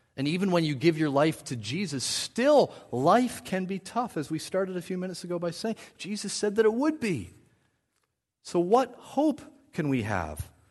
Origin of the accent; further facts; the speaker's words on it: New Brunswick, Canada; I grew up in New Brunswick